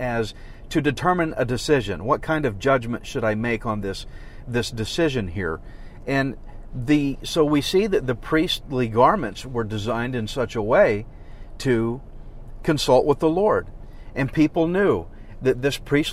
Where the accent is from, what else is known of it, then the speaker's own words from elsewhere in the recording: Texas, United States; I'm as Texan as it gets. I'm a redneck pastor, so my pronunciation may not be right